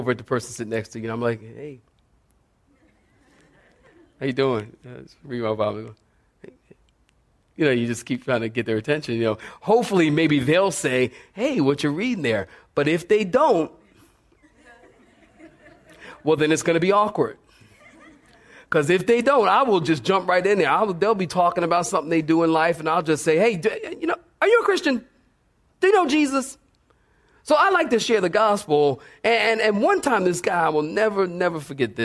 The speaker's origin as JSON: {"language": "English", "town": "Philadelphia", "region": "Pennsylvania", "country": "United States", "also_born_or_lived": "California", "moved": "yes", "said": "I came here from California, but I'm originally from Philadelphia."}